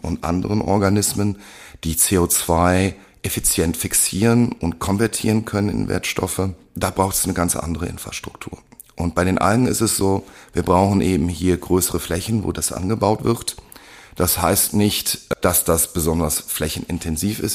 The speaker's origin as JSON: {"language": "German", "country": "Germany", "said": "wir als Deutsche"}